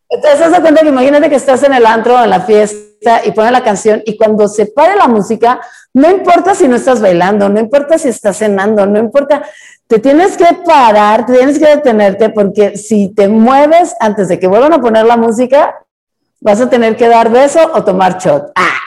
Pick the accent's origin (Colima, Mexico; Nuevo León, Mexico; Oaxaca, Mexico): Nuevo León, Mexico; Monterrey; yo soy de Monterrey